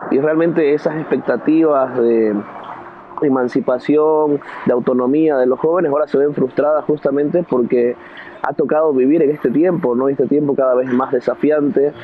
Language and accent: Spanish; Bolivia; nosotros como sociedad boliviana